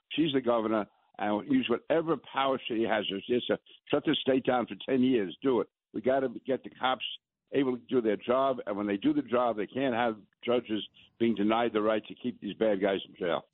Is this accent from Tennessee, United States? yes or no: no; New York, United States; I'm a New Yorker